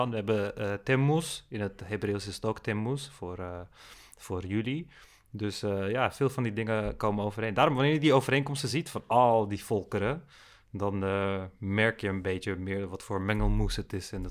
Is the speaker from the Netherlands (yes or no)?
no; Turkey; Want als, je, als Turk zijn, dan kun je ook van bepaalde Arabische muziek genieten.